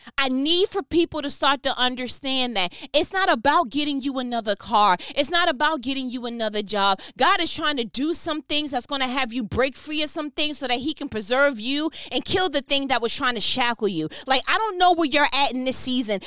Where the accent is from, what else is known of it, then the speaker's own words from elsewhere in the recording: New York, United States; I'm from New York